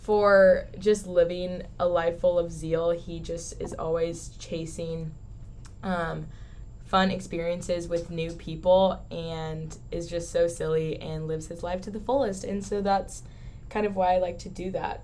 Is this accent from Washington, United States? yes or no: no; San Diego, California, United States; moved away as an adult; also born or lived in Newport Beach, California; now in Texas, United States; I was born in San Diego, California but moved to Newport Beach when I was in sixth grade